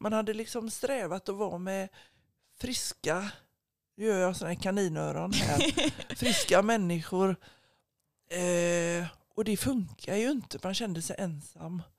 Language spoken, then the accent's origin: Swedish; Gothenburg, Västra Götaland, Sweden; jag är ju uppvuxen på Asperö i Göteborgs södra skärgård